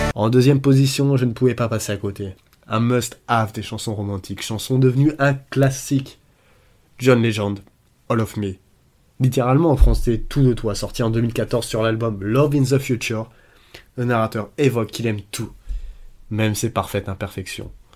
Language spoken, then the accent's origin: French; France; en tant que Français